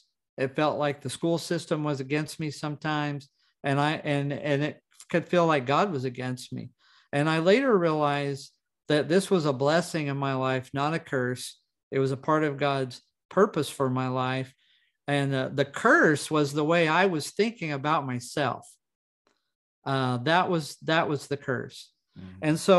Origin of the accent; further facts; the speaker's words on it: Roswell, New Mexico, United States; born there; I was born in Roswell, New Mexico. I had between 40 and 50 fractures by the time I was 13.